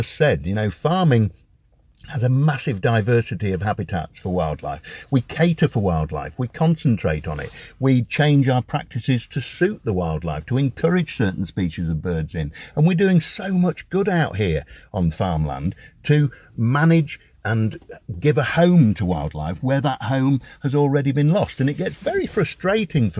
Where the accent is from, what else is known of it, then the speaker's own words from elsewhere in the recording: Sleaford, East Midlands, United Kingdom; also born or lived in Boston, Lincolnshire / Kenilworth, Warwickshire; I was born in Boston, but we moved and we lived and Dad worked in Kenilworth in Warwickshire until I was 9, and we moved back up to Sleaford